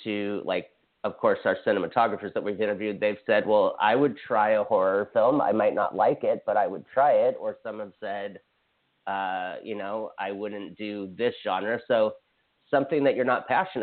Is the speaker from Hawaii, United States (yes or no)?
yes; Hawaii, United States; I'm from Hawaii